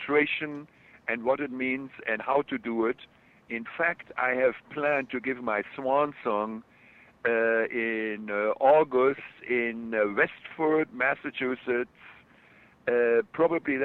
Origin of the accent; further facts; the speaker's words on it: Germany; accent: German; my German accent comes through